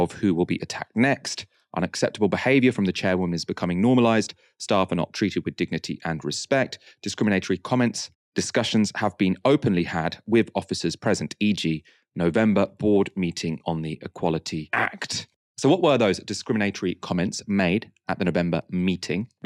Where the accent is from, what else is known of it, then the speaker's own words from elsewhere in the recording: United Kingdom; which are close to my heart as a British Pakistani woman in public life.